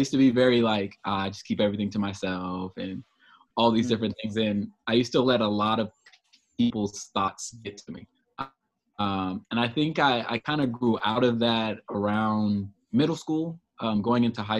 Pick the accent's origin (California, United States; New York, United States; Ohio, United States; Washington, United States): California, United States; Oceanside; Oceanside is my hometown.